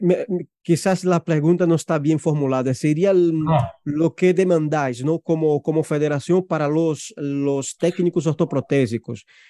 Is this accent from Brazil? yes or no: yes; Brazil; Spanish is a second language; now in Spain; yo soy brasileño